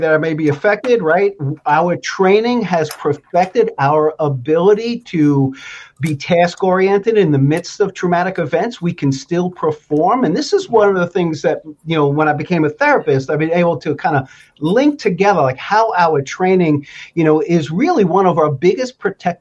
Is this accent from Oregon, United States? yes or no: no; New York City, New York, United States; moved away as an adult; now in Vermont, United States; I grew up in New York City